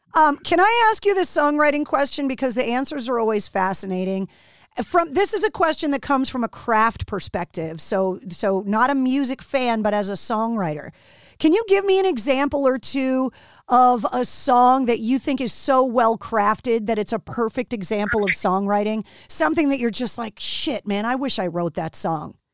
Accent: outside of Boston, Massachusetts, United States; growing up outside of Boston, like I did

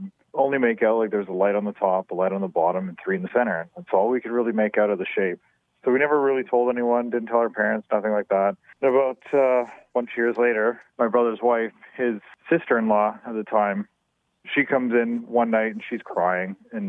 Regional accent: Winfield, British Columbia, Canada; my brother and I grew up in Winfield, BC.

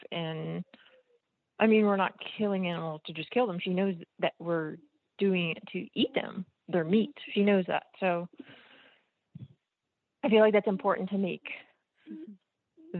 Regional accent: New Jersey, United States; I grew up in New Jersey where you have to be 10 years old before you can hunt

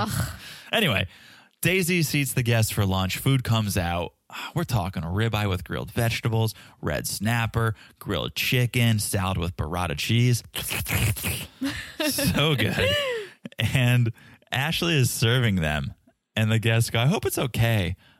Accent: Canada; Yeah, because we're all Canadian, right? We're going to be chill about this.

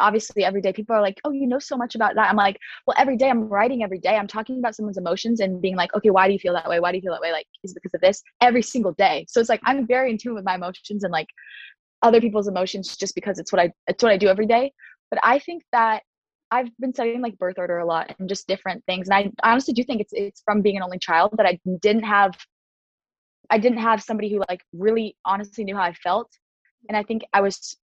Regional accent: Kansas City, Kansas, United States; my hometown, which is Kansas City, Kansas

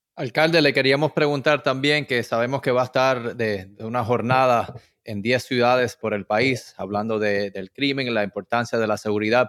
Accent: Florida, United States; yo me considero cubano americano. Yo nací en este país

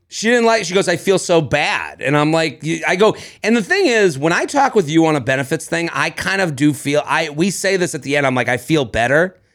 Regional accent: Boston, Massachusetts, United States; now in New York City, United States; as a Bostonian

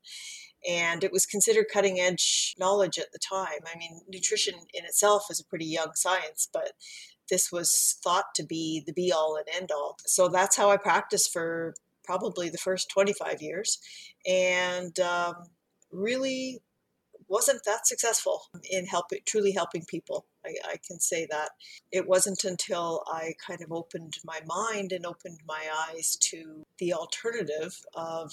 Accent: Canada; also born or lived in Central Ontario; I am Canadian, a registered dietitian living in Central Ontario

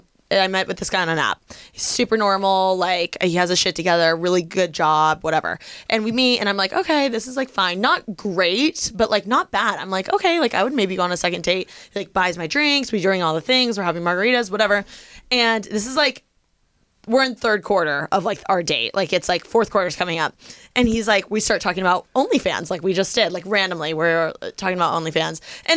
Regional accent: Midwest, United States; maybe it's because I'm from the Midwest

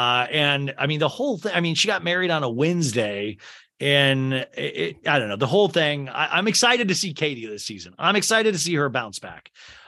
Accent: St. Louis, Missouri, United States; You're from St. Louis. I'm from St. Louis.

